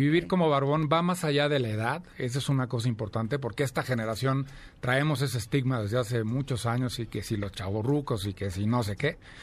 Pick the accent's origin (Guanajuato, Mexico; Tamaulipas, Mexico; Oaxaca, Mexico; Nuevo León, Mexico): Guanajuato, Mexico; Celaya; moved away as an adult; now in Mexico City, Mexico; nací en Celaya, Guanajuato, llevo ya veintitantos años, 24 años viviendo aquí en la Ciudad de México